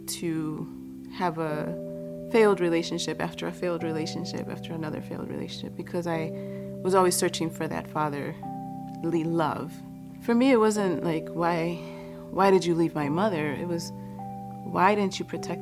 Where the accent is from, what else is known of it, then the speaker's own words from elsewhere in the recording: Chicago, Illinois, United States; also born or lived in Boston; My mother migrated from Guatemala to the United States, and I was born in Boston. When I was 2, we moved to Chicago after my parents had separated